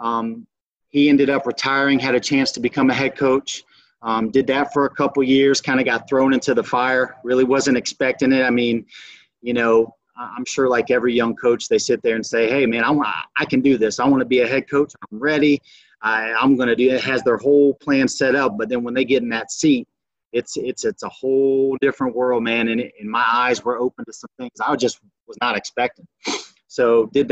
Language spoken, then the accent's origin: English; Belle Glade, Florida, United States; also born or lived in Eureka, Illinois; went back home. I'm originally from Belgrade, Florida. Played my high school at Glazedale